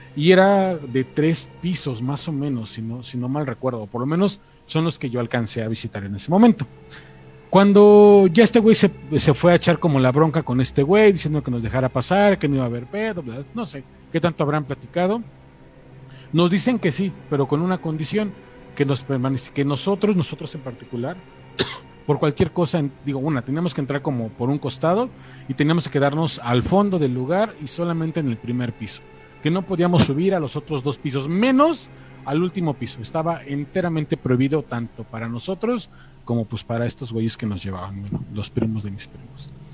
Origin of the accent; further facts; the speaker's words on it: State of Mexico, Mexico; now in Mexico City, Mexico; yo soy del Estado de México